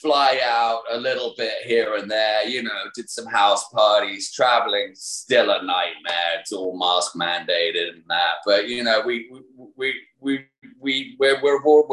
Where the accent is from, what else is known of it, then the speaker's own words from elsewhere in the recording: United Kingdom; moved away; Being a Brit